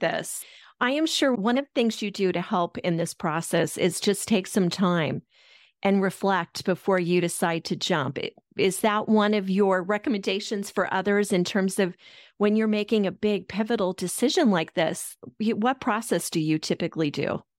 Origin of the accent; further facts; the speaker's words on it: Denver, Colorado, United States; I'm from Denver originally